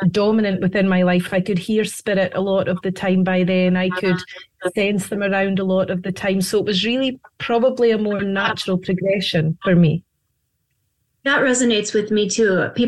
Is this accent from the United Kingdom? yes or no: yes; Scotland, United Kingdom; now in United States; Yes, I am. Yes, as you can hear by my accent.